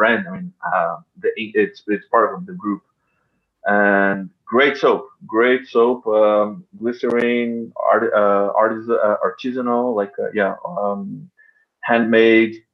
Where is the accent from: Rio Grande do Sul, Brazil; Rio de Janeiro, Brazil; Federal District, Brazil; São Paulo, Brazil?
São Paulo, Brazil; moved away; São Paulo, my hometown